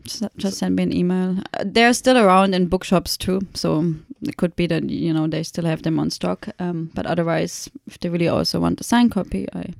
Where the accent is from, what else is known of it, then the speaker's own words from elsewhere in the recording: Germany; moved away; being German